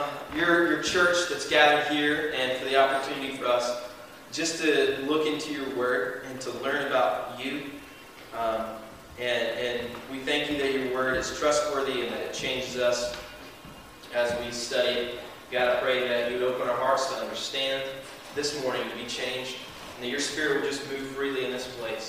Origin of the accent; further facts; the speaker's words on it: the South, United States; I'm from the South